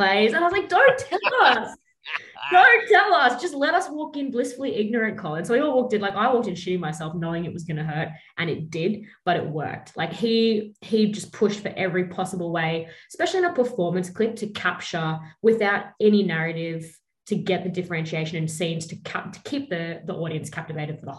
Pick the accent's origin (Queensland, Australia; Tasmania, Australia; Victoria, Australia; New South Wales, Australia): Queensland, Australia; Brisbane; I grew up in Brisbane